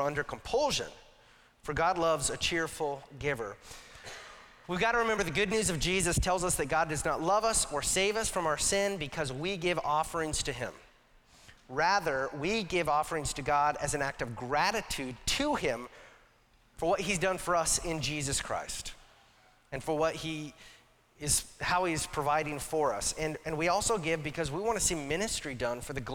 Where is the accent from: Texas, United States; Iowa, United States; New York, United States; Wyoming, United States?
Wyoming, United States; Casper; now in Washington, United States; I grew up in Casper, Wyoming